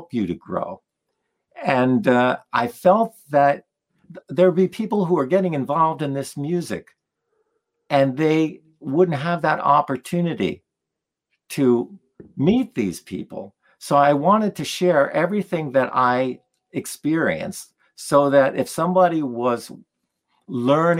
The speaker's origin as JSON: {"language": "English", "region": "New Jersey", "country": "United States", "tie": "born or raised there", "also_born_or_lived": "Poland", "moved": "yes", "lives_now": "Vermont, United States", "said": "a young kid growing up in New Jersey"}